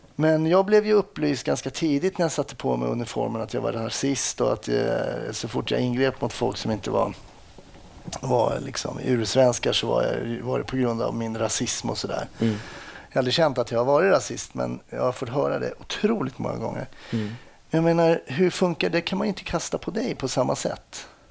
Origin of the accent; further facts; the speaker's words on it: Stockholm, Stockholm County, Sweden; jag växte upp eh, eh, söder om Söder i Stockholm